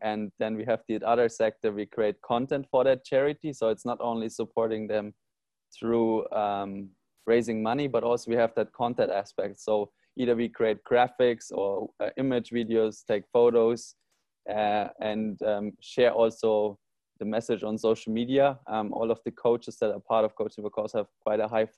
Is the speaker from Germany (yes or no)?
yes; Germany; now in Bali, Indonesia; So I'm from Germany originally, and there you don't see plastic on the streets